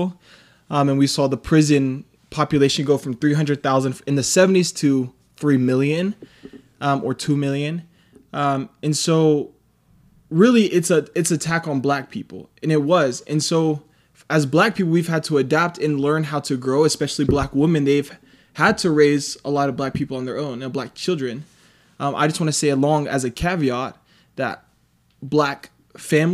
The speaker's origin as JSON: {"language": "English", "town": "Dallas", "region": "Texas", "country": "United States", "moved": "yes", "lives_now": "Utah, United States", "said": "originally from Dallas, Texas"}